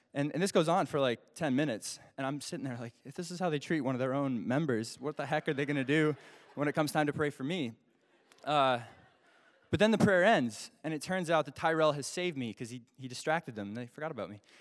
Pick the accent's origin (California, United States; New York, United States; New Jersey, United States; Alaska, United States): Alaska, United States; I'm from Alaska